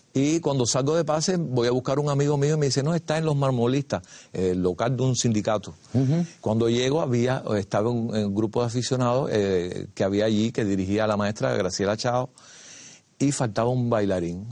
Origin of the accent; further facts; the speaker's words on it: Havana, Cuba; nací el 10 de septiembre de 1946 en un barrio de los llamados marginal, aledaño a la Virgen del Camino. En el barrio donde yo nací le decían el callejón, en el barrio Los Ángeles